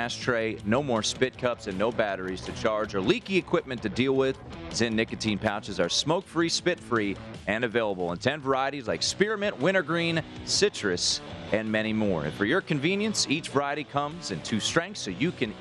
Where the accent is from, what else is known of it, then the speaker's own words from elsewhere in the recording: Washington, District of Columbia, United States; now in Las Vegas, United States; Washington, D.C., my hometown